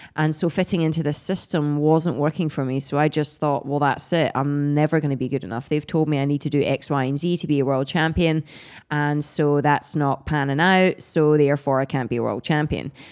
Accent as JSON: {"language": "English", "region": "Scotland", "country": "United Kingdom", "said": "I'm Scottish"}